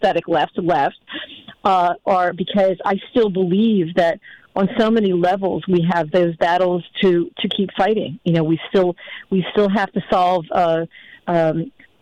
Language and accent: English; United States; I'm born in America, so I'm an American and I feel American